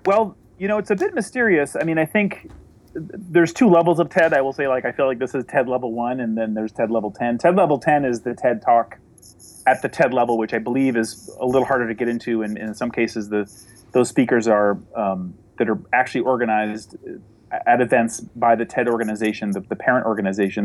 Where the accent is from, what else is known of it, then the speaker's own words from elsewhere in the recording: New Hampshire, United States; the town I grew up in in New Hampshire